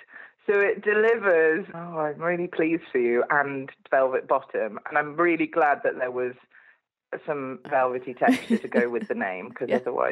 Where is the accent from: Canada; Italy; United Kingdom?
United Kingdom; Cardiff, Wales; accent: Cardiff; now in Barry, United Kingdom; When you're in Cardiff. Now I still have a massive Cardiff accent.